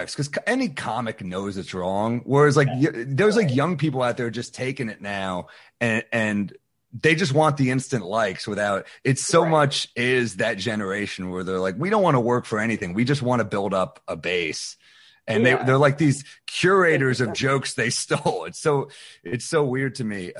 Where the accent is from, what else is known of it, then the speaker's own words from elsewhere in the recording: New York City, New York, United States; I'm from New York City